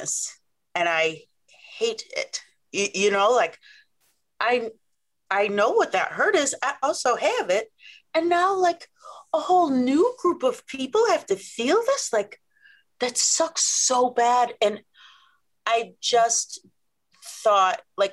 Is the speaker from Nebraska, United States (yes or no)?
yes; Omaha, Nebraska, United States; I'm from Omaha, Nebraska.